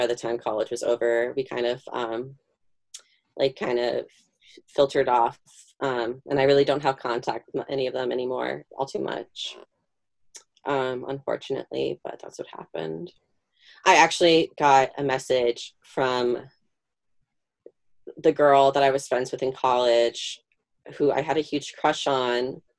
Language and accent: English; Illinois, United States; we're from Chicago suburbs, and, like, we're sporty